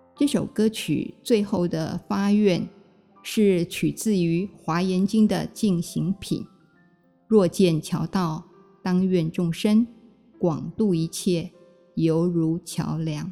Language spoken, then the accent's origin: Chinese; Taipei, Taiwan; moved away as an adult; now in Ruisui, Hualien, Taiwan; 小的时候住在台北大屯山的脚下。在农村